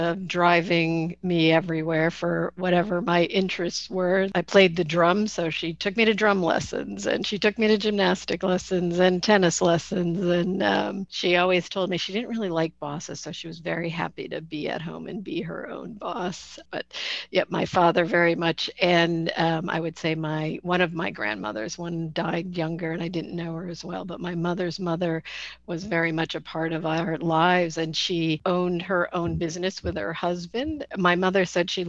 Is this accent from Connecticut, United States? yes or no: yes; Connecticut, United States; I happen to grow up in Connecticut, just an hour north of where I live now